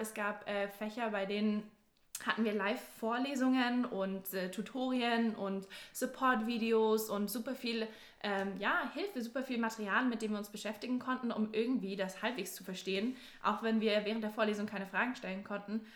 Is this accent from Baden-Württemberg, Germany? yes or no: yes; near Stuttgart, Baden-Württemberg, Germany; moved away as an adult; now in Bayreuth, Germany; ich komme ursprünglich aus der Nähe von Stuttgart